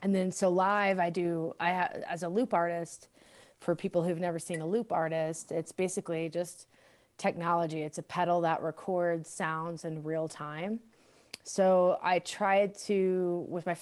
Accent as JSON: {"language": "English", "region": "Texas", "country": "United States", "tie": "born or raised there", "moved": "yes", "lives_now": "Denver, United States", "said": "I was raised in Texas and I'm half Latina"}